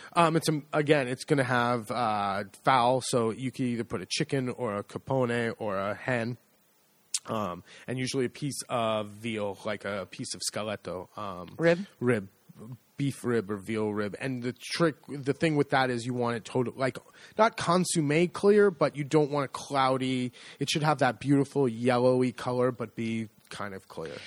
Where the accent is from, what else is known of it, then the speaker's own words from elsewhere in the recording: United States; accent: American; now in Le Marche, Italy; my horrible American accent